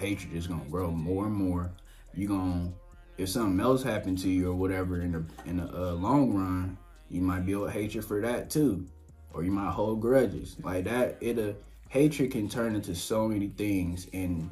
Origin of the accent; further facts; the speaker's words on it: Shreveport, Louisiana, United States; moved away; came from Shreveport, was born and raised Shreveport, Southern boy.